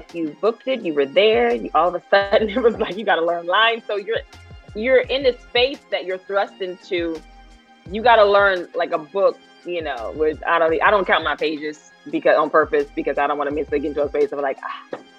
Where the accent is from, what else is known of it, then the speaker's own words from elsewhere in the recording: Louisiana, United States; moved away as an adult; now in Los Angeles, United States; growing up in Louisiana, I always felt like I was made for a bigger city